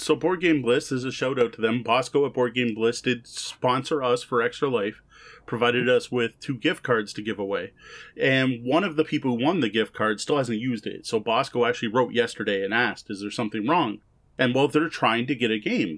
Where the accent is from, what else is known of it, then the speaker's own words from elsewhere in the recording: Canada; also born or lived in Windsor; we are both Canadian